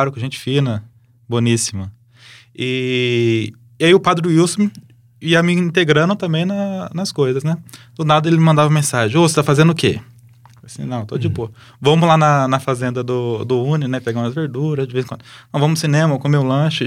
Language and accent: Portuguese; Lins, São Paulo, Brazil; moved away as an adult; now in Campo Grande, Brazil; Sou de Lins, interior de São Paulo